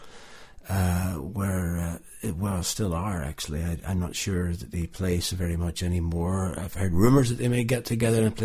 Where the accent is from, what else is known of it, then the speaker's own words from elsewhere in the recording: Limavady, Northern Ireland, United Kingdom; moved away as an adult; also born or lived in Portstewart / North America; now in Bergen, Norway; I come from Ireland originally. I grew up on the northwest coast, I guess you would call it, of the northern part of Ireland. Outside Londonderry or Derry, in a little town called Limavady.